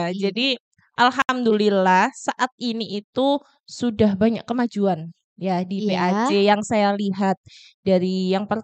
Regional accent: Sumberjo, Indonesia; saya juga berasal dari Sumberjo.

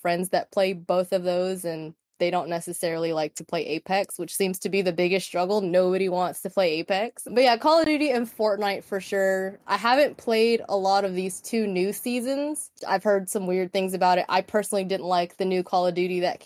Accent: Texas, United States; I'm a Mexican American, born and raised in Texas

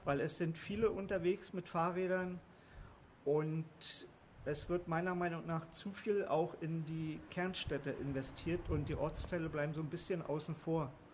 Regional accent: Berlin, Germany; also born or lived in Swabia / Lower Saxony; now in Pattensen, Germany; gebürtig in Berlin und dann ins Schwabenland gezogen und dort lange Zeit gelebt und dann hier ins nette Niedersachsen

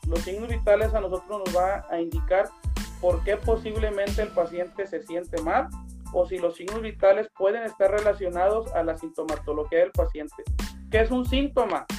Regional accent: Tepic, Nayarit, Mexico; yo soy originario de Tepic Nayarit

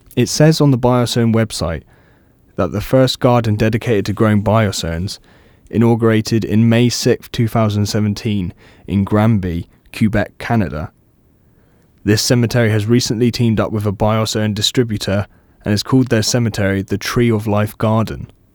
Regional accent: Cornwall, South West England, United Kingdom; moved away as an adult; now in Brighton, United Kingdom; I'm originally from Cornwall

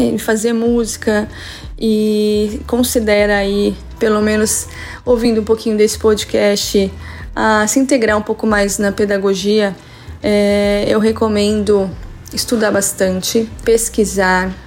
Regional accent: Santo André, São Paulo, Brazil; now in São Paulo coast, Brazil; sou de Santo André, mas moro no litoral de São Paulo já há algum tempo

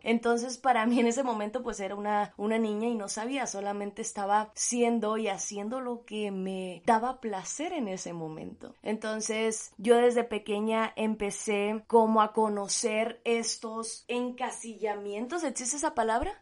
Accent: Sinaloa, Mexico; yo crecí en Sinaloa, en un estado de aquí de México

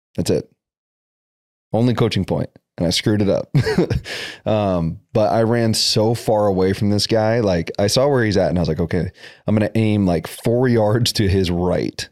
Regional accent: Brandon, South Dakota, United States; moved away; also born or lived in Tucson, Arizona; grew up in Brandon, South Dakota.

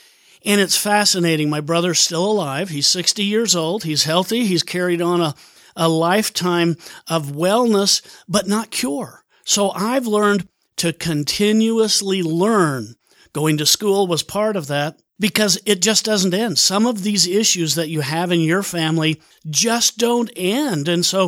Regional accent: Bountiful, Utah, United States; born or raised there; also born or lived in Seattle

